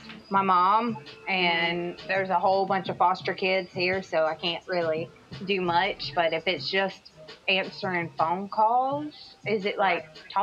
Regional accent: Alabama, United States; moved away; I'm from Alabama, so I worked in like a small town club.

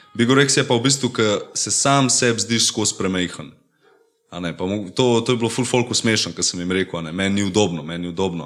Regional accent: Kamnik, Central Slovenia, Slovenia; prihajam iz Kamnika, imam 19 let

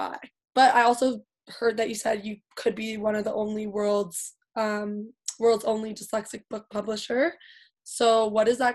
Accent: Ottawa, Ontario, Canada; originally from Ottawa, Ontario.

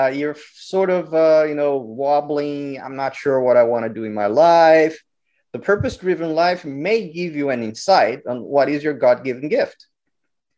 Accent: Brazil; also born or lived in Rio de Janeiro; now in United States; So I grew up Catholic in Brazil

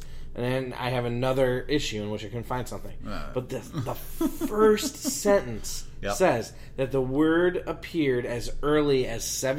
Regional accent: Illinois, United States; moved away; I'm from Illinois originally

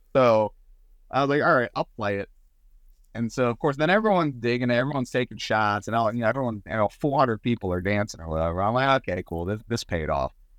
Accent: Southern Maryland, United States; also born or lived in Nashville; we're both from Southern Maryland

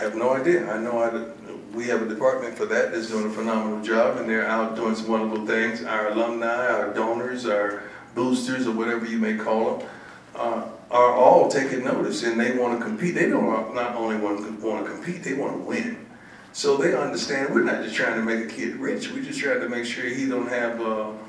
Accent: Florida, United States; I'm from Florida

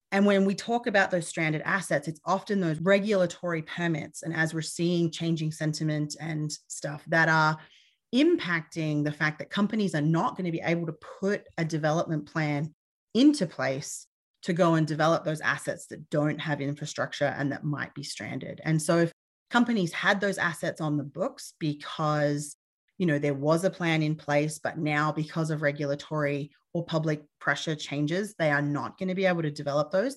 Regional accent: Australia; moved away as an adult; now in United States; I'm originally from Australia. Uh, I've been in the U S for a number of years

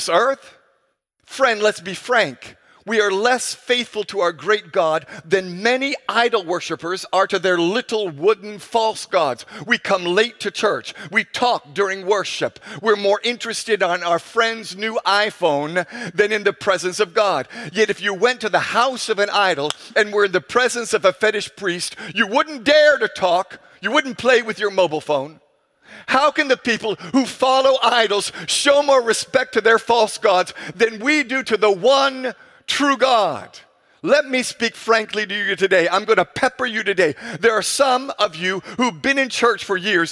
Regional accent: Ghana; our culture here in my home country of Ghana

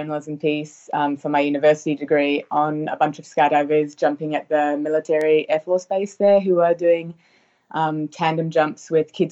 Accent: New Zealand; now in Australia; so I'm from New Zealand originally, and I live in Australia now.

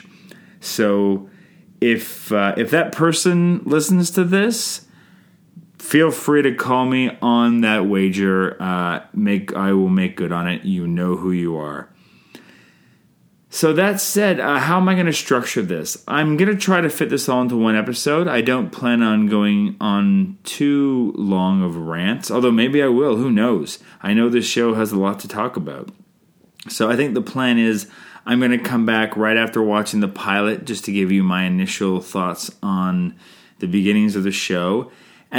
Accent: Canada; I'm Canadian filmmaker

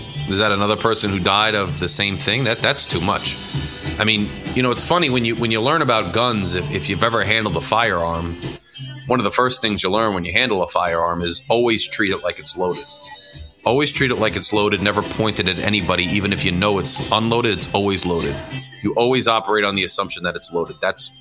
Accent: Freehold, New Jersey, United States; my hometown, Freehold, New Jersey

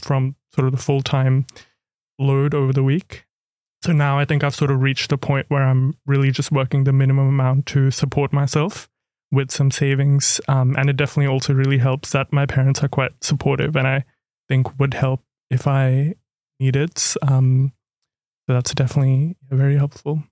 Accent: Cairns, Queensland, Australia; moved away as an adult; also born or lived in India / Canberra; now in Melbourne, Australia; I was born in India, but grew up in Cairns, far north Queensland.

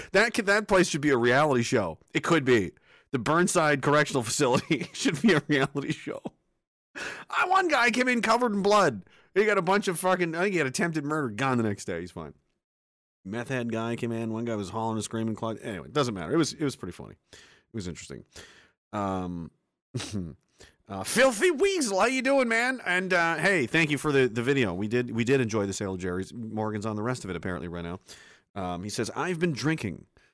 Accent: Spryfield, Nova Scotia, Canada; And I grew up in Spryfield.

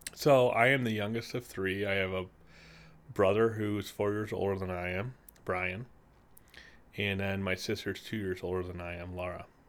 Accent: Peru, Illinois, United States; I grew up in Peru, Illinois.

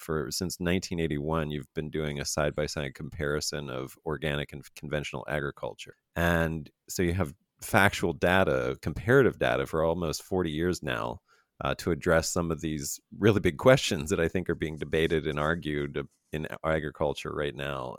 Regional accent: Fayetteville, Pennsylvania, United States; moved away; also born or lived in Chambersburg, Pennsylvania; I'm actually from Pennsylvania, born and raised

